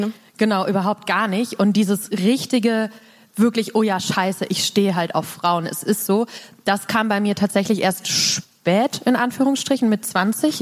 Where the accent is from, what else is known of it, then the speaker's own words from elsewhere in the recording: Baden-Württemberg, Germany; ich komme halt aus dem Dorf, Dorf mhm. ähm, aus Baden-Württemberg